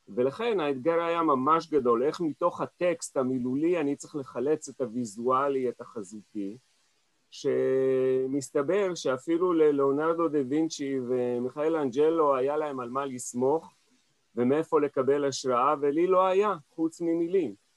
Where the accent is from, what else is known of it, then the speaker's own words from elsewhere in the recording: Israel; also born or lived in Paris, France; אני נולדתי כאן בארץ